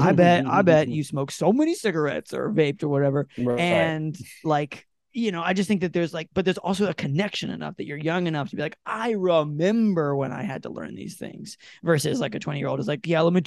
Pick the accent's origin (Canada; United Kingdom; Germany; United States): United States; North Carolina; accent: Southern; I'm doing it in Southern accents because I'm from North Carolina